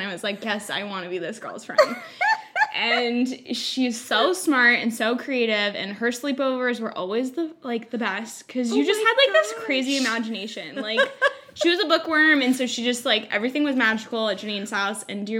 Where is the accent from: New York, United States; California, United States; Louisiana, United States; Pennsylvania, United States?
California, United States; Bay Area; As Janine said, I am born and raised in the Bay Area. So that's where my husband and I currently live.